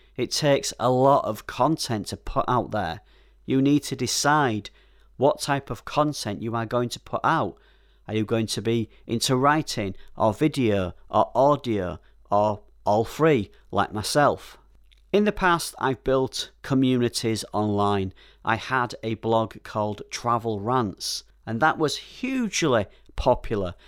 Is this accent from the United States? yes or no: no; Yorkshire and the Humber, United Kingdom; Being a Yorkshire man, I'm a little careful with my money